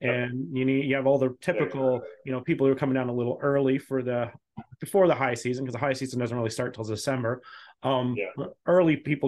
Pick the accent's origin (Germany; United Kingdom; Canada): United Kingdom; Scotland; So I'm Scottish, but I'm not much better about, at least stereotypically wise.